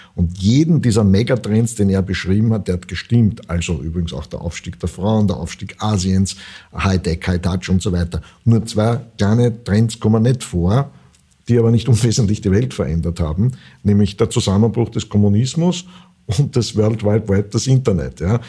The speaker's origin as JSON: {"language": "German", "region": "Vienna", "country": "Austria", "said": "ich bin ja Wiener"}